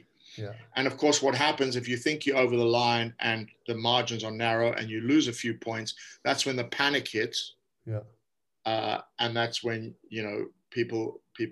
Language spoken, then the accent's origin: English; South Africa; I grew up in South Africa